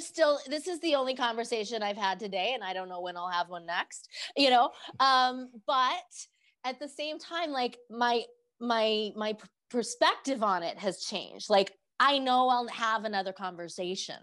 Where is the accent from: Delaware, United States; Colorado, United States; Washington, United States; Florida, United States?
Colorado, United States; Denver; born and raised in Denver, Colorado.